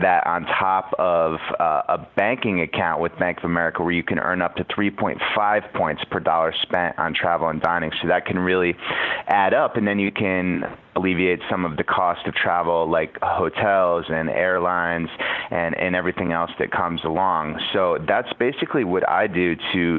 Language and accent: English; Connecticut, United States; I grew up in Connecticut, and we grew up going to the Jersey Shore